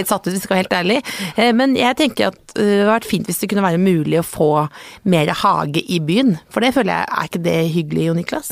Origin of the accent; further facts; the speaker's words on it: Jessheim, Akershus, Norway; moved away; Jeg kommer fra Jessheim, veldig hyggelig sted.